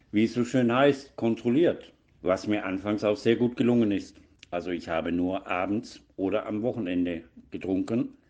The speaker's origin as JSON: {"language": "German", "town": "Donaueschingen", "region": "Baden-Württemberg", "country": "Germany", "tie": "born or raised there", "said": "Geboren wurde ich im Dezember 1959 in Donaueschingen und habe dort auch die Schule besucht und bin auf, dort aufgewachsen."}